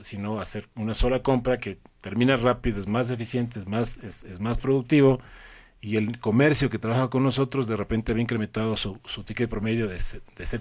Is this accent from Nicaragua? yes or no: no; Ecuador; moved away as an adult; also born or lived in Colombia; soy ecuatoriano